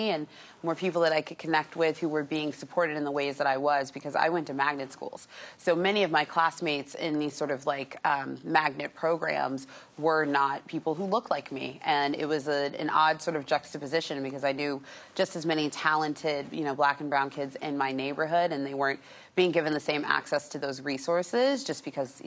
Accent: Los Angeles, California, United States; I grew up in North Hollywood

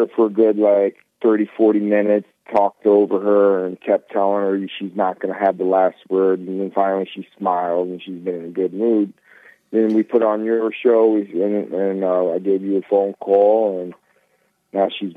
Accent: New York, United States; I'm from New York, so I'm a very fast talker

